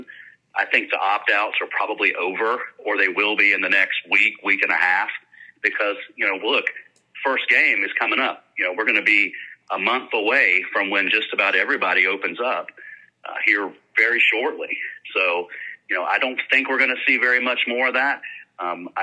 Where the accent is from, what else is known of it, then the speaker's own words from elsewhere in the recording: Charleston, South Carolina, United States; now in Missoula, United States; I grew up in Charleston